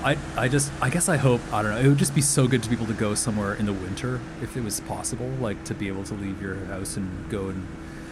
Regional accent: Toronto, Ontario, Canada; moved away as an adult; now in Hamilton, Canada; I still really love my hometown

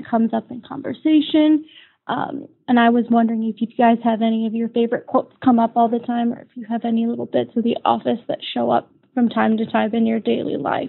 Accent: Bloomington, Illinois, United States; I'm from Bloomington, Illinois.

